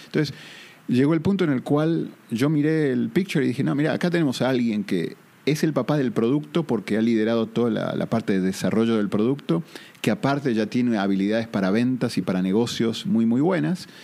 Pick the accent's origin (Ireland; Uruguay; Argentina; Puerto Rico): Argentina; accent: southern; moved away as an adult; also born or lived in Boston; now in Costa Rica; vivo en Costa Rica, pero tengo un acento un poco más sureño, soy originalmente de Argentina